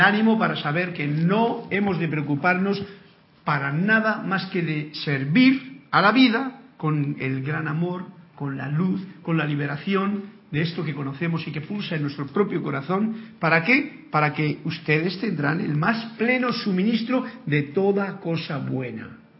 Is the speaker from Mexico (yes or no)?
no; Spain; moved away; que es España y que es mi tierra personalmente